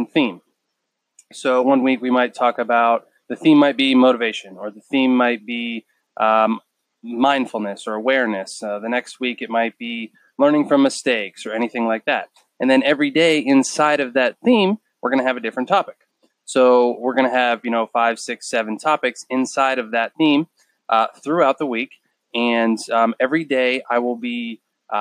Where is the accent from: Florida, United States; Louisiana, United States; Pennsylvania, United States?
Pennsylvania, United States; Erie; now in Charleston, United States; I am from Erie, Pennsylvania.